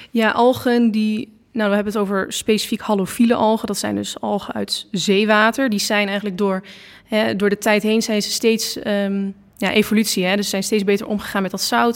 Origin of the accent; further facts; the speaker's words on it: Losser, Overijssel, Netherlands; ik kom uit Losser